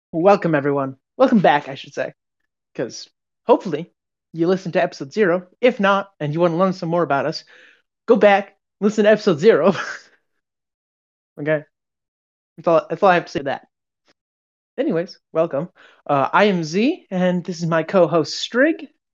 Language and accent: English; United States; we're American